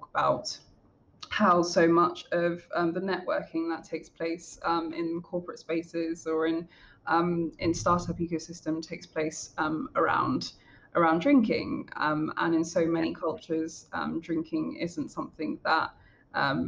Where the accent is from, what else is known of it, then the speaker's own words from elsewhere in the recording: London, United Kingdom; a Black woman from a working class background in London